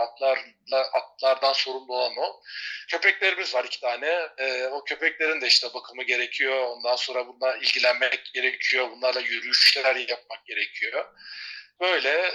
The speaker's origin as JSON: {"language": "Turkish", "country": "Turkey", "also_born_or_lived": "Taurus Mountains, Turkey", "moved": "as an adult", "lives_now": "Spain"}